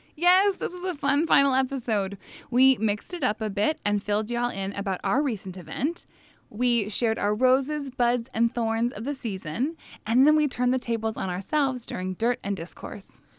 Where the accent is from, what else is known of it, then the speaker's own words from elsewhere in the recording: Midwest, United States; our Midwestern takes